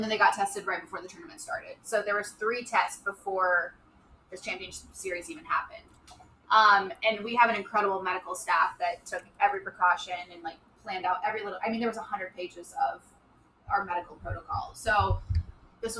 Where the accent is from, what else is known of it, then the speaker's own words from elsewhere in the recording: Midwest, United States; now in Los Angeles, United States; I grew up in the Midwest